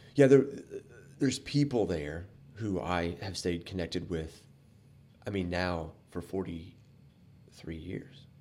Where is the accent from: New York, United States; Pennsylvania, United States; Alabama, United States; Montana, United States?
Alabama, United States; Fairhope; also born or lived in Anderson, Indiana / Appalachia; When we moved to Fairhope, Alabama when I was three